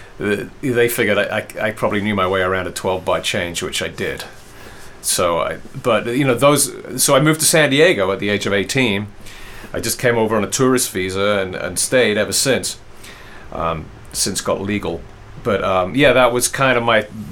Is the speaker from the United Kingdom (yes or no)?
yes; England, United Kingdom; moved away; I grew up in England.